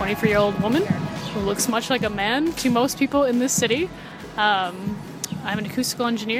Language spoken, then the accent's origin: English; Buffalo, New York, United States; I'm from Buffalo, New York.